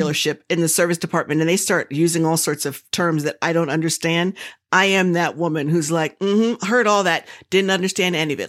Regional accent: the South, United States; I'm from the South, and we don't tell people's age if they don't say so

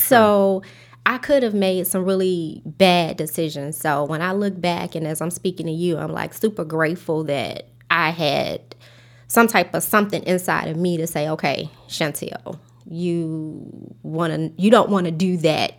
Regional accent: Chicago, Illinois, United States; I grew up in Inglewood, South Side of Chicago

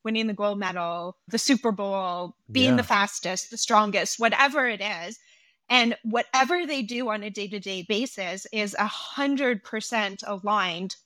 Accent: Canada; I'm Canadian

